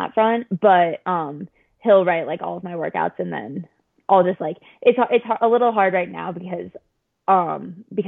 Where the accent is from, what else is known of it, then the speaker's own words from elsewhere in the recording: Lake Forest, Illinois, United States; moved away; also born or lived in Boston; I'm from outside of Chicago